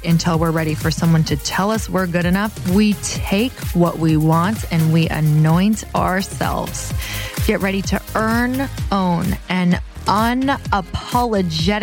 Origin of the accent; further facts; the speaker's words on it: Upper Michigan, United States; that's where I'm from